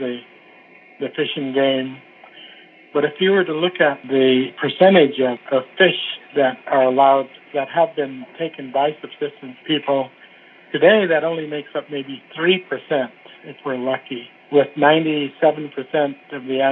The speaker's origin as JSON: {"language": "English", "town": "Fairbanks", "region": "Alaska", "country": "United States", "tie": "born or raised there", "also_born_or_lived": "Sitka, Alaska / Wrangell, Alaska", "said": "as a kid growing up in Fairbanks and Sitka and Wrangell, these small places"}